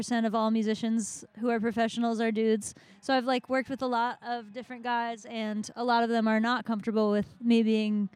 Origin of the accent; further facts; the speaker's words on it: Virginia, United States; now in Philadelphia, United States; I grew up in Virginia, and I lived all over the place, and now I live outside of Philadelphia